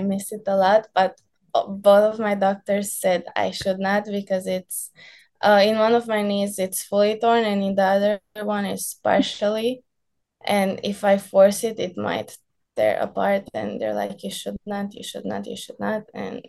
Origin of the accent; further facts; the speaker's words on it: California, United States; only like tan team from coming from the sunny area. They were like, how are you so tan? We're like, oh, we're from California.